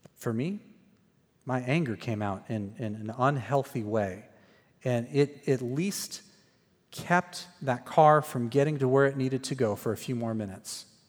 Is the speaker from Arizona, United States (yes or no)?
yes; Phoenix, Arizona, United States; moved away as an adult; also born or lived in Waco, Texas; I grew up in Phoenix, Arizona.